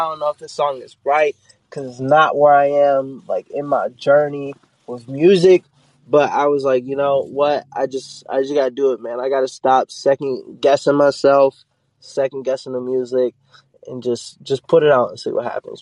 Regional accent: Pittsburgh, Pennsylvania, United States; now in North Carolina, United States; I'm originally from Pittsburgh, but I've been in North Carolina so long, I can claim either

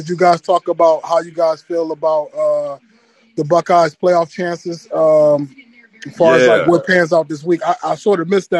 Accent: Canton, Ohio, United States; now in Minnesota, United States; I live in Minnesota right now, but I'm from Canton, man. I'm from Canton, Ohio.

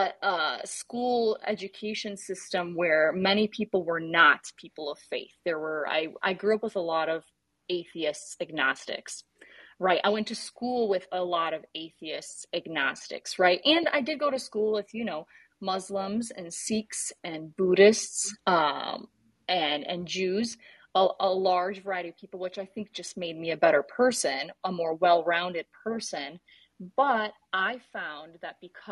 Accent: Detroit, Michigan, United States; I'm a Detroiter. I grew up here in the Metro Detroit area of Michigan.

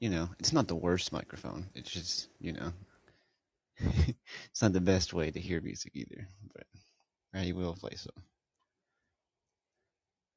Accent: California, United States; I'm from California

